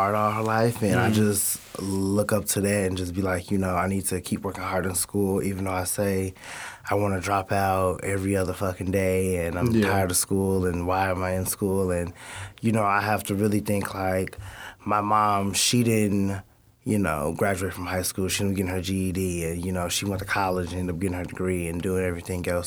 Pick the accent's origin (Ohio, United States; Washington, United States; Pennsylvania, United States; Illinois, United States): Illinois, United States; Addison; I'm from Addison, Illinois